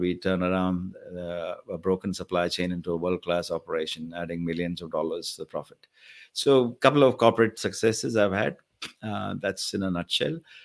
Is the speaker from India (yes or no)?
yes; India; moved away as an adult; now in Australia; I came from India about thirty years ago